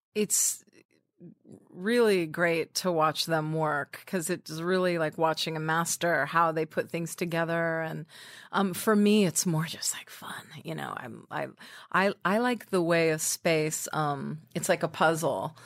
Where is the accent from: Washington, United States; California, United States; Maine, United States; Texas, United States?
California, United States; Orange County, Southern; also born or lived in Redwood City, California; now in New York, United States; my mom and dad moved us down to Orange